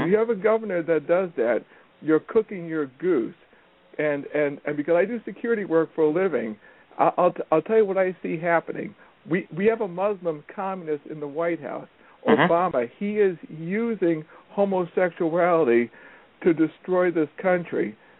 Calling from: Massachusetts, United States; I'm calling from Massachusetts.

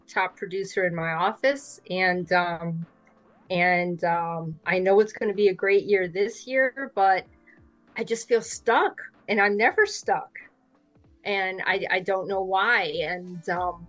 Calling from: Jacksonville, Florida, United States; I'm in Jacksonville, Florida.

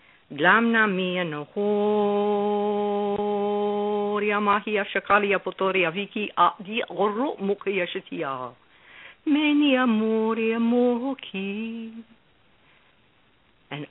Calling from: Newport Beach, California, United States; I'm calling from Newport Beach, California.

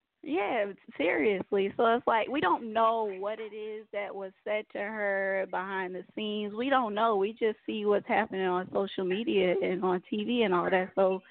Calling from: Atlanta, Georgia, United States; Calling from Atlanta, Georgia.

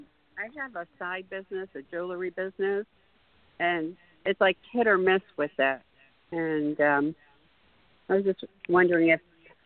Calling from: Maryland, United States; I'm calling from Maryland.

